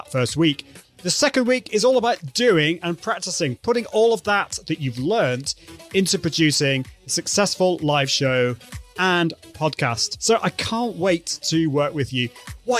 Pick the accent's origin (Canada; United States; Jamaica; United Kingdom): United Kingdom; I'm British, so I call it route